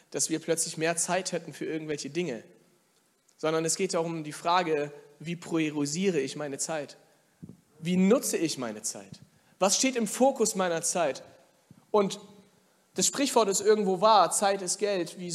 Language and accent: German; Germany; ich bin ja hier in Deutschland aufgewachsen, auch geboren, der Rest meiner Familie nicht, aber ich bin hier geboren und aufgewachsen